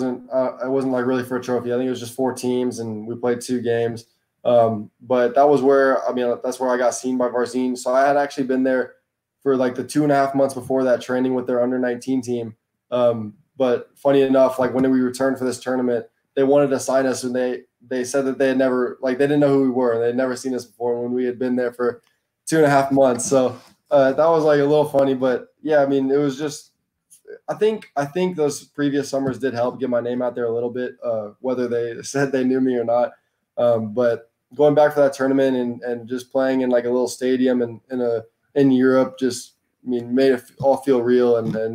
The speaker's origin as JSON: {"language": "English", "region": "Texas", "country": "United States", "tie": "born or raised there", "said": "I would say it was pretty normal childhood for me. I played all the sports, of course, but soccer was always my best and my favorite. And I mean, it was different because the other sports are a lot bigger down there."}